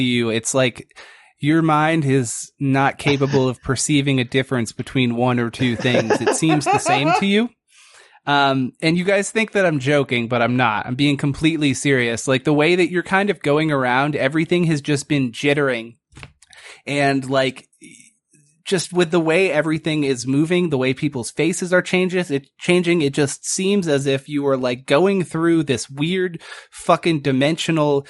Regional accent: Northeast, United States; I think we're all from the Northeast

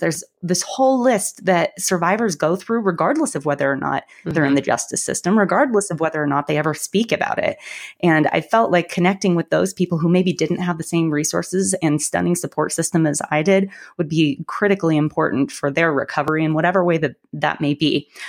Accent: about an hour north of Denver, Colorado, United States; I'm actually from Colorado. I grew up uh, about an hour north of Denver

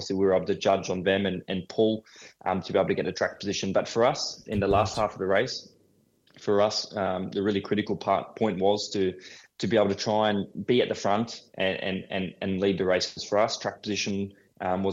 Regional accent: Australia; obviously being an Aussie

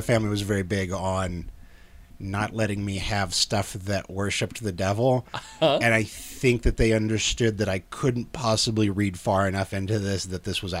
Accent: Salina, Kansas, United States; Salina, Kansas.

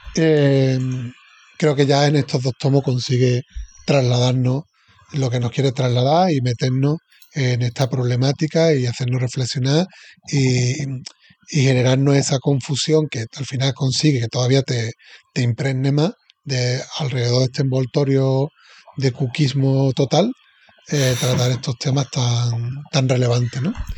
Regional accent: Seville, Andalusia, Spain; Sevilla, que soy de Sevilla

